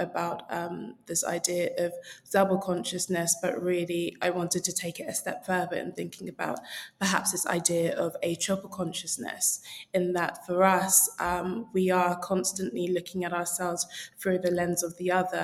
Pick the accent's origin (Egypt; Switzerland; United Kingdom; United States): United Kingdom; London; So I am a proud South Londoner. And for me, growing up in that space where there were lots of other Nigerians